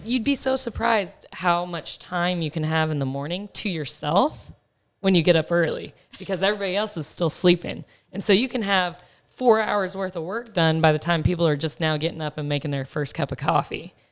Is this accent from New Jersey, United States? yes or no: no; Texas, United States; moved away as an adult; also born or lived in Dallas, Texas; now in Phoenix, United States; I grew up in Texas. Being a Texas girl was hard to leave